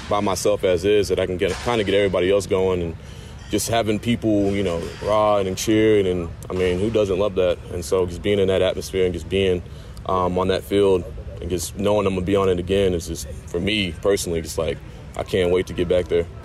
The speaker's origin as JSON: {"language": "English", "region": "Texas", "country": "United States", "said": "And you know, I'm coming from Texas, you know, barbecue over there"}